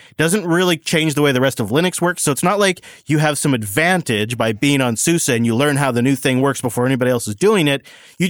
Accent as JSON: {"language": "English", "country": "Germany", "second_language": "English", "said": "I mean, yes, I'm from Germany."}